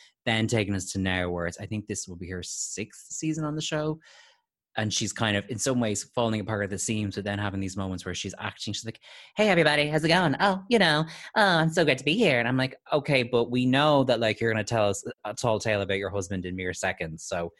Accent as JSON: {"language": "English", "town": "Atlanta", "region": "Georgia", "country": "United States", "said": "I'm from Atlanta and they always dress up."}